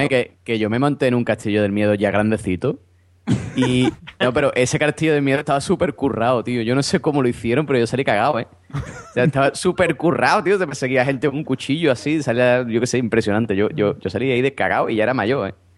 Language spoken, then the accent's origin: Spanish; Cádiz, Andalusia, Spain; yo soy de Cádiz, en Cádiz no hay feria, o sea, en Cádiz capital no hay feria